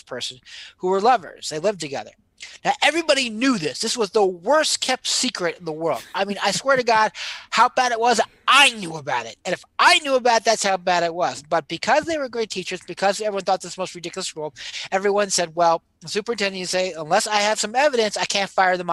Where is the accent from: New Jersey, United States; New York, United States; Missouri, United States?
New Jersey, United States; when I was growing up in New Jersey